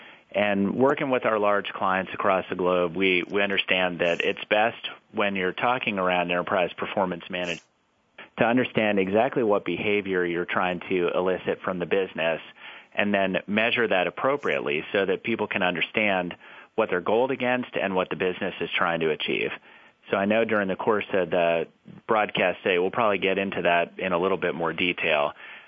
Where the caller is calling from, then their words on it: Houston, Texas, United States; I'm calling in from beautiful Houston, Texas.